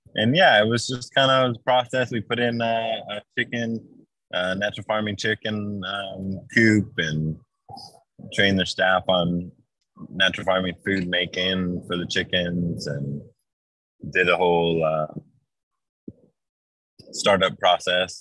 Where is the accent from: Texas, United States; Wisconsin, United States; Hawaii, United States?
Hawaii, United States; It's where I grew up in Hawaii